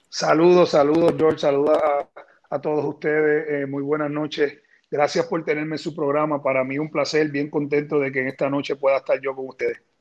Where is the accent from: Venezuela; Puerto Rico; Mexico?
Puerto Rico; San Juan; yo nací en Santurce